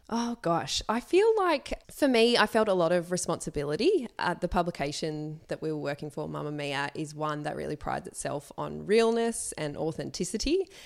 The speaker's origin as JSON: {"language": "English", "town": "Sydney", "region": "New South Wales", "country": "Australia", "tie": "born or raised there", "said": "I grew up in Sydney."}